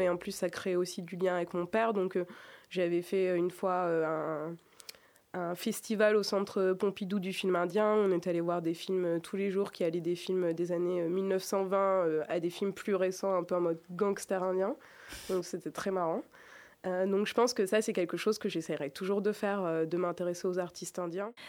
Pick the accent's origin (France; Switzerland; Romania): France; Grenoble, Auvergne-Rhône-Alpes; Je suis née à Grenoble et pas à, Annecy.